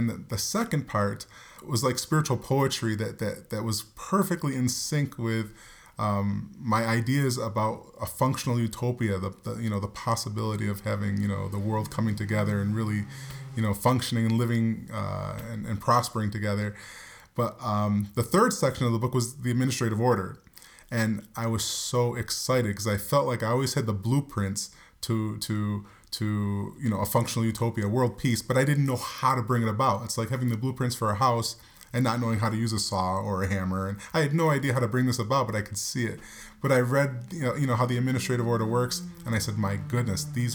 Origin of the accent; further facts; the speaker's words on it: New York, United States; we grew up in New York